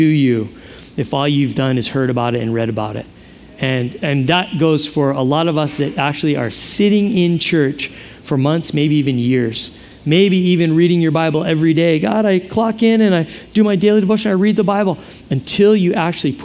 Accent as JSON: {"language": "English", "region": "Hawaii", "country": "United States", "said": "I have no Hawaiian ethnicity, just the fact that I'm from here."}